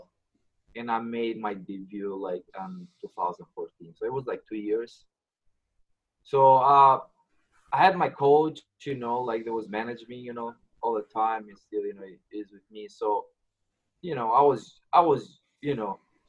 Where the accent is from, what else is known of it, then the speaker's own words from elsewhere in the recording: Albania; moved away as an adult; I'm from Albania. I immigrated here like almost 10 years ago.